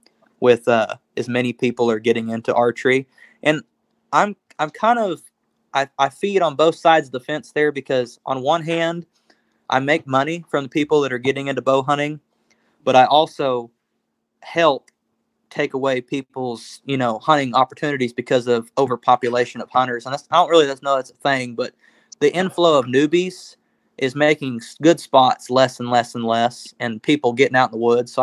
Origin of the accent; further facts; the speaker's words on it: Oklahoma, United States; We're from Oklahoma.